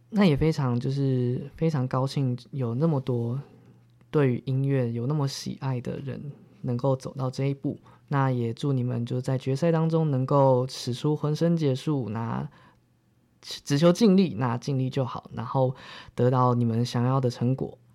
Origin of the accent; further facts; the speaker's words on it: Zhunan, Miaoli County, Taiwan; moved away as an adult; now in Taipei, Taiwan; 我的家乡竹南